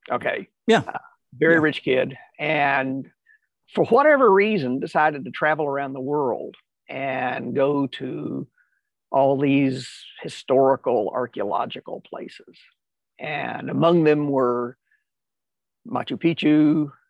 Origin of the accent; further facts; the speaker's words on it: California, United States; also born or lived in Tennessee; I was born in Tennessee and eventually we moved to California.